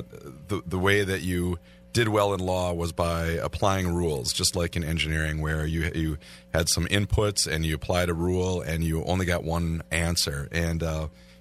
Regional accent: Milwaukee, Wisconsin, United States; Born and raised in the Milwaukee, greater Milwaukee area

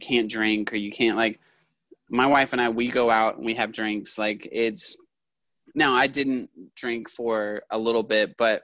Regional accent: Yakima, Washington, United States; I'm from Yakima

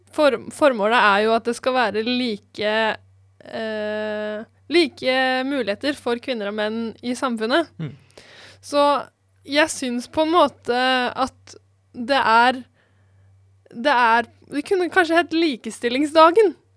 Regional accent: Eastern Norway, Norway; now in Bergen, Norway; Jeg har i hvert fall aldri opplevd å måtte bruke brodder hjemme på Østlandet

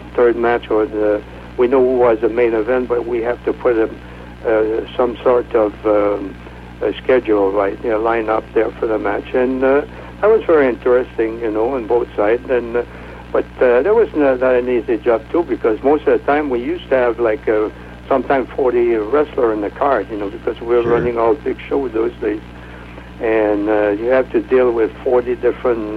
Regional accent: Quebec City, Quebec, Canada; moved away as an adult; now in North Carolina, United States; I'm from Quebec City, Canada

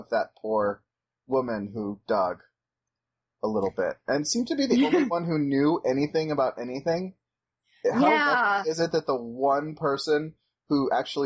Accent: Texas, United States; I grew up in Texas

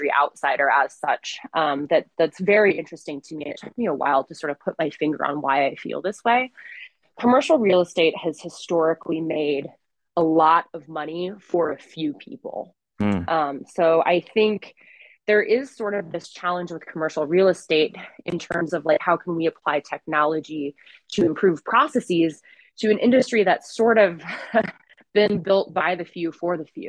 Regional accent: Montana, United States; I grew up in Montana

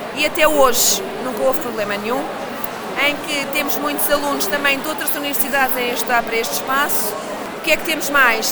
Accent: Lisbon, Portugal; eu sou lisboeta, portanto também posso, ser lisboeta, nascida e criada

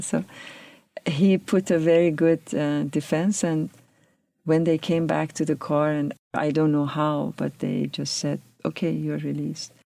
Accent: Tehran, Tehran Province, Iran; moved away as an adult; also born or lived in California; now in United States; I grew up in Tehran, which is a bustling city, very dynamic.

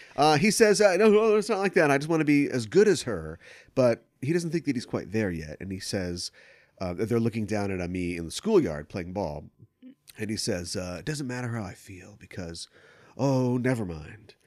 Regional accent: United States; growing up in America

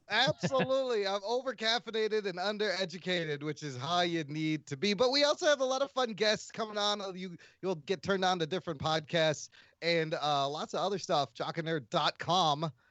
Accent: United States; Just because I'm Pakistani doesn't mean I don't belong here. I was born in goddamn America

